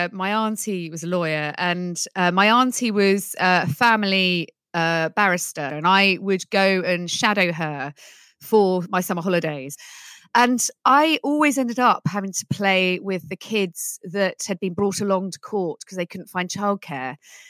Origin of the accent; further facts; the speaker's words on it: Netherlands; I actually grew up speaking English and Dutch, and my Dutch accent was really strange. So I was always the odd one out there, but the odd one out in Holland is very celebrated.